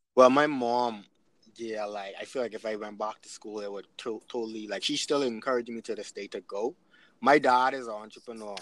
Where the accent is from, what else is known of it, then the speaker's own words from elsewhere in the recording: Nassau, New Providence, Bahamas; moved away as an adult; also born or lived in Canada; now in Freeport, Bahamas; I'm from Nassau, but I moved to Freeport